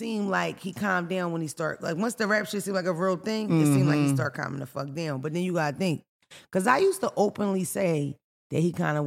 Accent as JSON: {"language": "English", "town": "Philadelphia", "region": "Pennsylvania", "country": "United States", "said": "I'm from North Philly"}